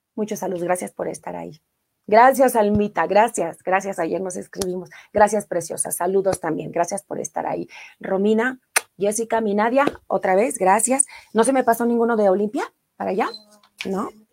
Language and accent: Spanish; Mexico City, Mexico; yo soy orgullosamente de Iztapalapa, no así como de los ocho barrios, lamentablemente, pero sí, sí nací en la delegación Iztapalapa